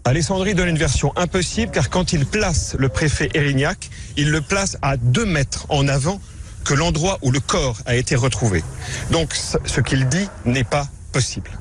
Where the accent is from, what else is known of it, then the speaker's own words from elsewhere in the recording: Corsica, France; creuser mon sillon par rapport à, ma corsité, à ma corsitude